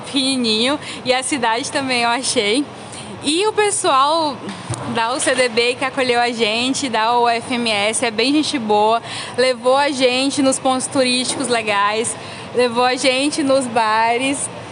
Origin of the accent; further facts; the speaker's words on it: Teresina, Piauí, Brazil; a minha cidade natal, que é Teresina, no Piauí